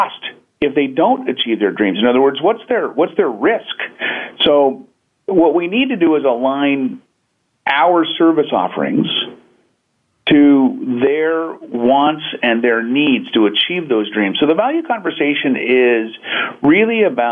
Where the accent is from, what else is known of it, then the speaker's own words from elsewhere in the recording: Pacific Northwest, United States; I hail from the Pacific Northwest, where we're abundantly surrounded by great nature